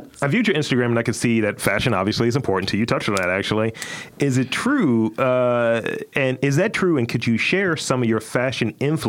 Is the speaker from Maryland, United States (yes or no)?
yes; Baltimore, Maryland, United States; I'm from Baltimore.